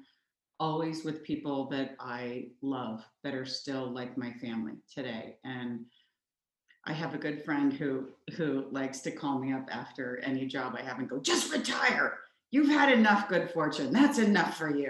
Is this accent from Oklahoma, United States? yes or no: yes; Oklahoma, United States; I grew up in Oklahoma